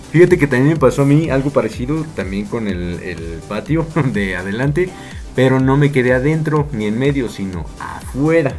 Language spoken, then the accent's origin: Spanish; Mexico; por mexicano